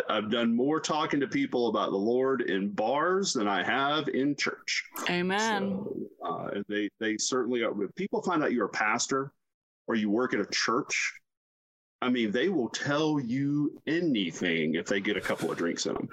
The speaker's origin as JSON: {"language": "English", "region": "the South", "country": "United States", "said": "I'm both offended by this as a human being and I'm a little bit offended as a Southerner."}